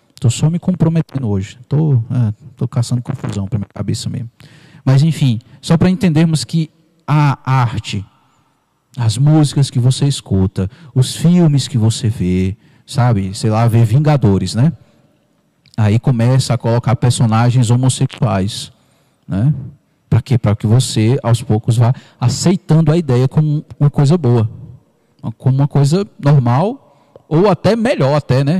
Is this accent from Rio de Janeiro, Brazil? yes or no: no; Parnaíba, Piauí, Brazil; now in Ceilândia, Brazil; da minha cidade natal, Parnaíba